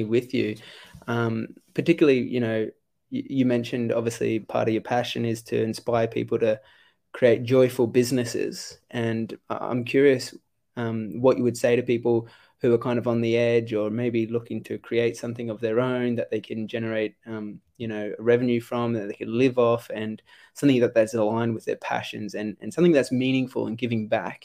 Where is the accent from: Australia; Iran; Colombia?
Australia; moved away as an adult; also born or lived in United States; I was 17, and like growing up in Australia